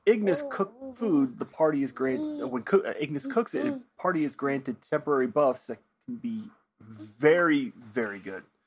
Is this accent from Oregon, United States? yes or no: yes; Oregon, United States; I grew up in Oregon